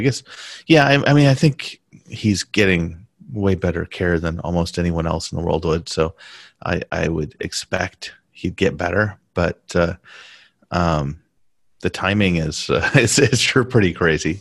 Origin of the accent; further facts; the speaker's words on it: United States; first language English; moved away as an adult; also born or lived in Taiwan / Beijing; I'm American